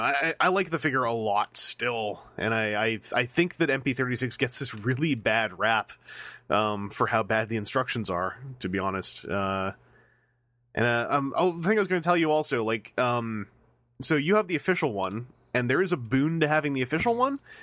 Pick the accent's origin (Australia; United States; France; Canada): Canada; I'm Canadian.